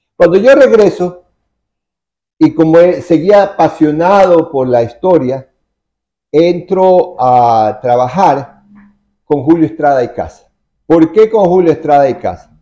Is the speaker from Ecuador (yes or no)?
yes; Guayaquil, Guayas, Ecuador